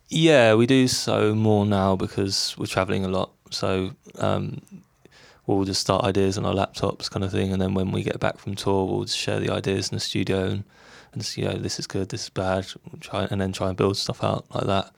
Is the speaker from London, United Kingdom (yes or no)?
yes; London, United Kingdom; we grew up in London. We s, we still live here